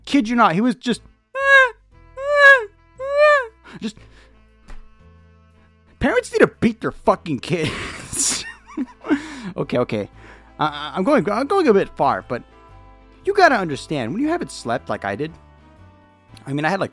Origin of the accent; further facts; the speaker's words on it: California, United States; I'm from California. The air is incredibly dry here, and we're used to it